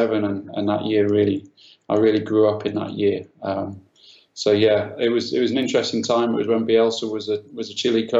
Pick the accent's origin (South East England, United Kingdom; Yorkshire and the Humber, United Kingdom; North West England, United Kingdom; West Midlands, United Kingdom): Yorkshire and the Humber, United Kingdom; Sheffield; moved away as an adult; also born or lived in London; I'm from Sheffield